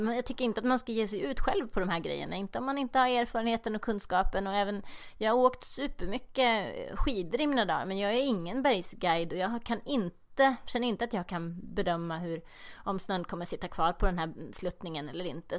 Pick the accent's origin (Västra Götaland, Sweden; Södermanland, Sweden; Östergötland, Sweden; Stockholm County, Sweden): Södermanland, Sweden; Eskilstuna; also born or lived in Lindvallen; Jag är från Eskilstuna